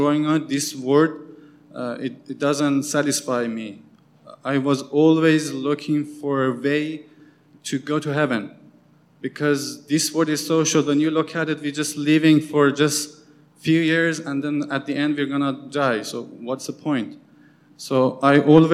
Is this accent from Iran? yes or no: yes; Qom, Qom Province, Iran; moved away; I'm from Iran, for those of you who don't know me. And I grew up in a most religious city in Iran called Qom